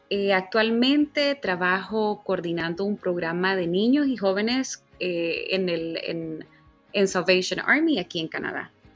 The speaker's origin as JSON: {"language": "Spanish", "country": "Honduras", "moved": "yes", "said": "yo grito a todos los vientos que soy de Honduras"}